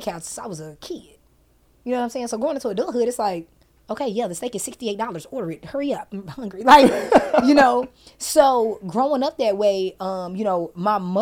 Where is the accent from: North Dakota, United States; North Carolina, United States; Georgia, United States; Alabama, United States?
Alabama, United States; Huntsville; moved away; also born or lived in Harvest, Alabama; I'm from Huntsville, Alabama